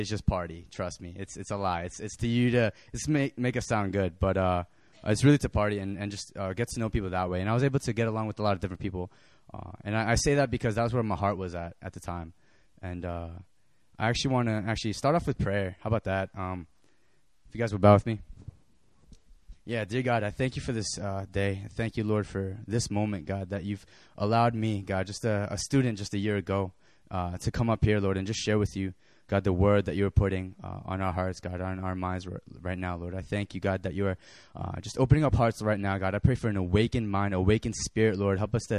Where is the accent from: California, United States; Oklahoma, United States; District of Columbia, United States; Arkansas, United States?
California, United States; born there; also born or lived in New York / New Jersey / Tennessee; now in Boston, United States; I lived all over the States. I was born in California. I moved to New York. I moved to New Jersey. I moved to Tennessee. I moved back to Jersey. I moved back to New York, and I go to Boston.